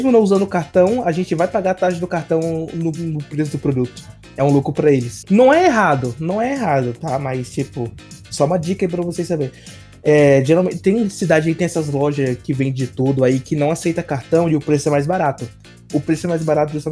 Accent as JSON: {"language": "Portuguese", "region": "Piauí", "country": "Brazil", "moved": "yes", "said": "eu sou da sua terra, eu também sou do Piauí"}